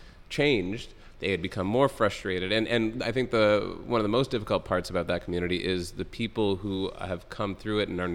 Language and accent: English; Toronto, Ontario, Canada; I'm from Toronto